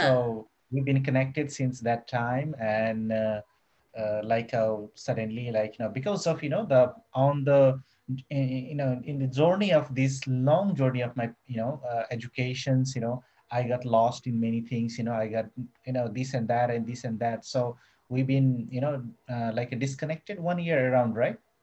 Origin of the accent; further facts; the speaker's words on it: Nepal; moved away as an adult; now in Surabaya, Indonesia; I born in Nepal. I born in Nepal